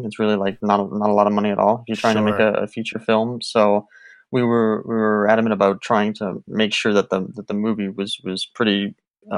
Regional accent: New Orleans, Louisiana, United States; moved away as an adult; also born or lived in Mississippi / Las Vegas; we grew up in New Orleans, so you know, we lived in New Orleans for most of our lives between New Orleans and Mississippi

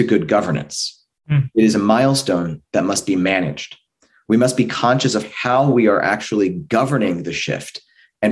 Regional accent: California, United States; California, my home state

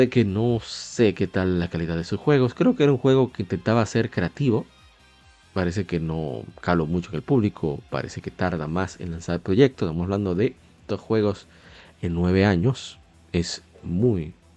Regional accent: Dominican Republic; aquí en mi país, en República Dominicana

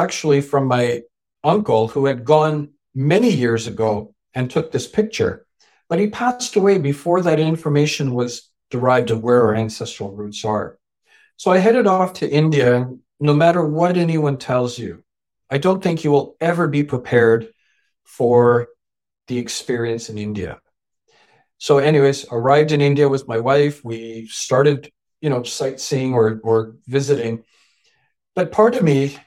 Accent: Canada; also born or lived in England; I was born in England, raised in Canada.

